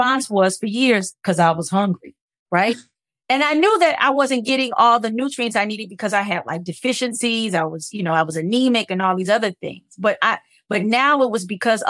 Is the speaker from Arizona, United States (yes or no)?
no; Los Angeles, California, United States; moved away; I grew up in South Central Los Angeles